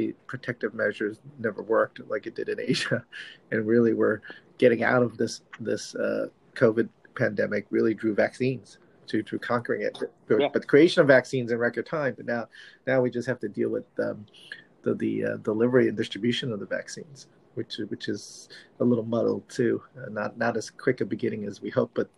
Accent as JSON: {"language": "English", "town": "Manhattan Beach", "region": "California", "country": "United States", "tie": "born or raised there", "said": "my hometown of Manhattan Beach"}